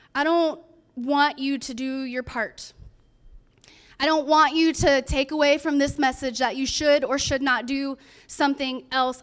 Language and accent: English; California, United States; I'm from California